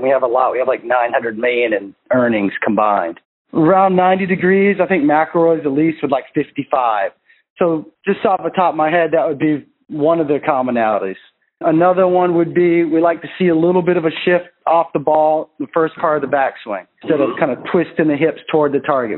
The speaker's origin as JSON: {"language": "English", "region": "Maine", "country": "United States", "said": "I'm from Maine"}